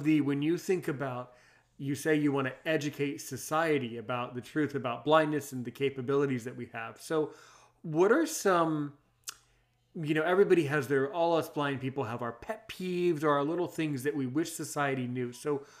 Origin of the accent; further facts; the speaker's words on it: United States; I was born in the United States